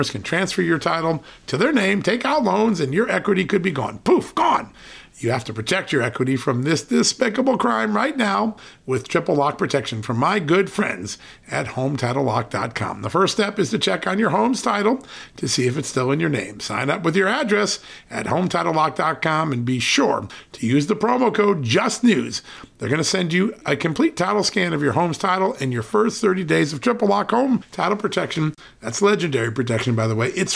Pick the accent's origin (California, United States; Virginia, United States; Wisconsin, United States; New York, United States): Virginia, United States; from my home state of Virginia